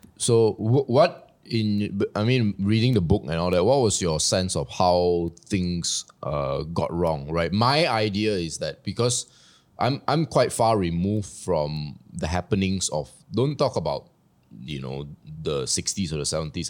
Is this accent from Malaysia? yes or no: yes; Malaysia; we are Malaysians